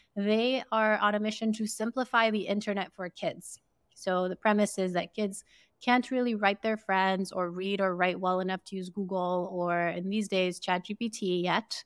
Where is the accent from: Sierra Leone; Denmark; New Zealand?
Sierra Leone; we grew up in Sierra Leone in West Africa